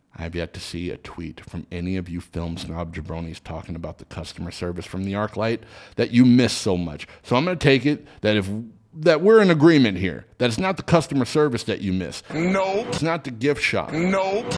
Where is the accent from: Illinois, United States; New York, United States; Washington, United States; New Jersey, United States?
Washington, United States; Seattle; now in Los Angeles, United States; my hometown of Seattle, Washington